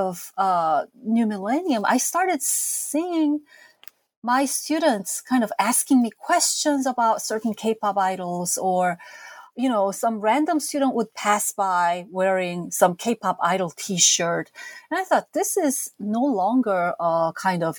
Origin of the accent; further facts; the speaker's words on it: South Korea; moved away as an adult; now in United States; As a teenager growing up in South Korea in the 70s and 80s